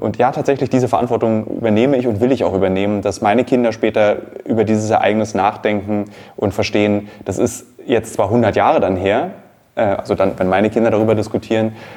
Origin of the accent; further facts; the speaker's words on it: Berlin, Germany; Als Berliner, als Gebürtiger